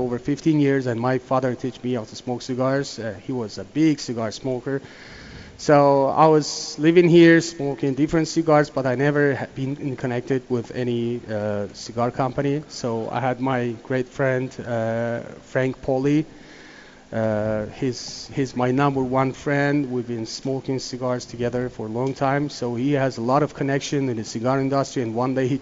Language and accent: English; Turkey; moved away as an adult; I was born in Turkey